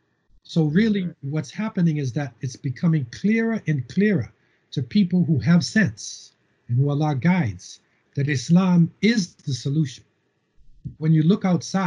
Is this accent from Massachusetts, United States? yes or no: yes; Cambridge, Massachusetts, United States; moved away as an adult; also born or lived in Boston, United States / Medina, Saudi Arabia; now in Canada; I was born in Boston and Cambridge, and I lived in a housing project in between MIT, Massachusetts Institute of Technology, and Harvard University. Okay, so I grew up